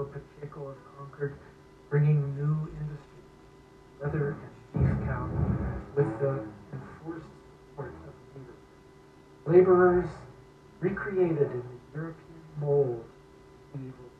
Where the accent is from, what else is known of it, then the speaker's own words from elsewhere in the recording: Canada; I grew up in Canada. Where my tribe is from Northern Ontario